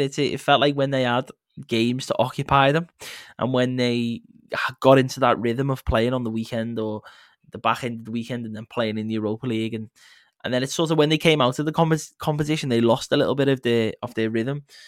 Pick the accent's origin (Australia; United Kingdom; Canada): United Kingdom; England; as an English person